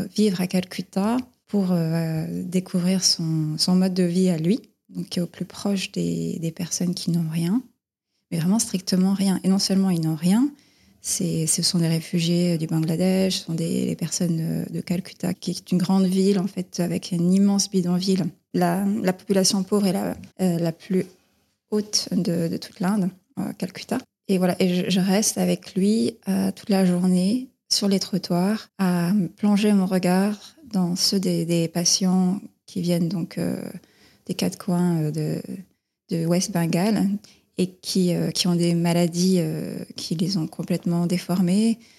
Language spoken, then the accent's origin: French; Dordogne, Périgord vert, Nouvelle-Aquitaine, France; moved away as an adult; now in Vevey, Switzerland; Je suis née en France, en Dordogne, dans la forêt euh, du Périgord vert